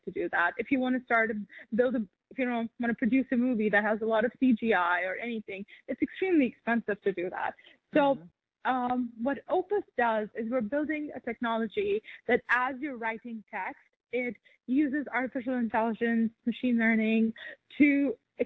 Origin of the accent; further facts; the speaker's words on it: Pakistan; I grew up in Pakistan